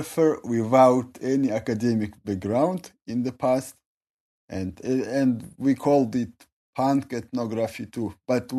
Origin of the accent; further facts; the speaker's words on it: Nalchik, Kabardino-Balkaria, Russia; English is a second language; I am a guy from Nalchik. It's a city in the Kabardino-Balkarian Republic. I'm Circassian